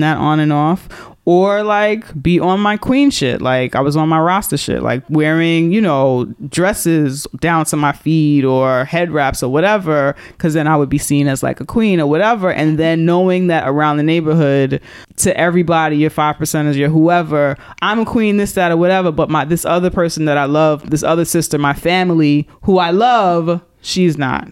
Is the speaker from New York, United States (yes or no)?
yes; New York, United States; I'm from New York